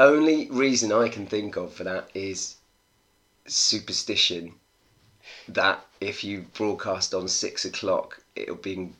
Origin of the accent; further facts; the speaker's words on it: United Kingdom; 100,000 British people have claimed Irish nationality. And I'm one of them because of my paternal grandmother. And yeah, so I'm nationally and officially Irish, but I don't have any emotional connection to Ireland.